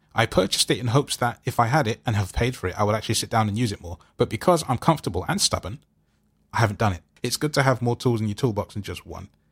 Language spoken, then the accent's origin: English; London, United Kingdom; I'm from London